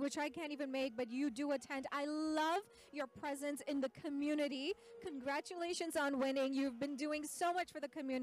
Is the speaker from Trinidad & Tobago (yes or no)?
yes; Trinidad & Tobago; now in United States; I grew up in Trinidad, and then I migrated to the U.S.